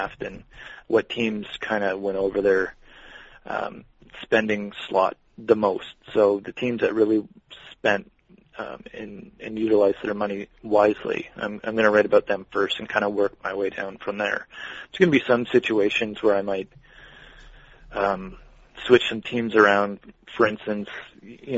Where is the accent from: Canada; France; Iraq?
Canada